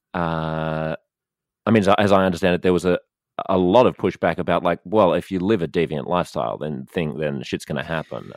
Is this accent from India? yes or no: no; Australia